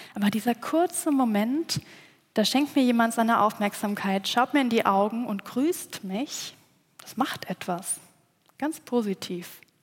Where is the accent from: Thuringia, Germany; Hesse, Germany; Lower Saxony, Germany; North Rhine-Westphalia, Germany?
North Rhine-Westphalia, Germany; village between Cologne and Bonn; moved away; Ich bin gebürtige Rheinländerin. Aufgewachsen bin ich in einem kleinen